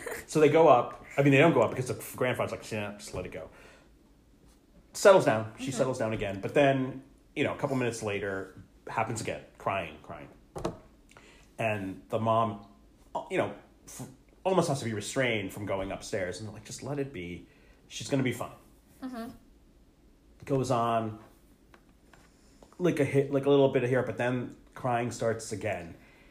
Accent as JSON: {"language": "English", "region": "New Jersey", "country": "United States", "tie": "born or raised there", "said": "when we grew up in Jersey"}